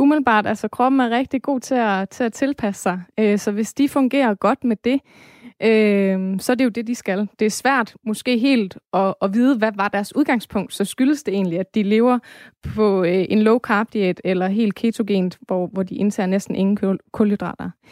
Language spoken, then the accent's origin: Danish; Denmark; vi som danskere